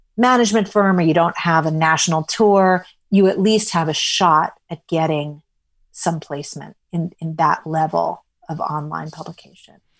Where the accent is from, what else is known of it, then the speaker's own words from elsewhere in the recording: New York City, New York, United States; I was a sophisticated enough kid growing up in New York City